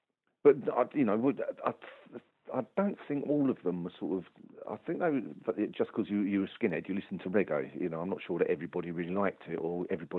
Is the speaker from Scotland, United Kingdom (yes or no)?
no; Dagenham, London, United Kingdom; That was Dagenham.